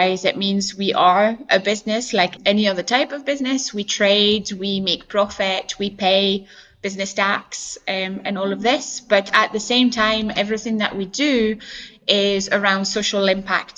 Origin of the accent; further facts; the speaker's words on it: France; moved away as an adult; now in Scotland, United Kingdom; I come from France, I live in Scotland and I have lived here for about 11, 12 years now